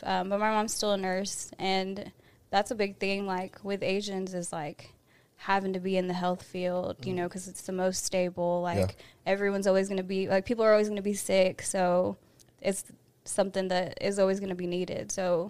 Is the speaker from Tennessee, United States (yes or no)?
yes; Nashville, Tennessee, United States; also born or lived in Columbia, Tennessee / Nolensville, Tennessee; I was born in Columbia, Tennessee, mm-hmm. and then I think we moved out to Antioch real short after that. So I was in Antioch all my life, up until like freshman year when we moved to Nolensville or whatever.